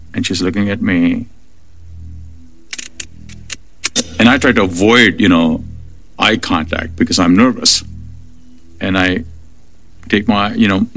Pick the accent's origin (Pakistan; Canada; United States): Pakistan; Karachi, Sindh; I grew up in Karachi. That's where I was born and raised.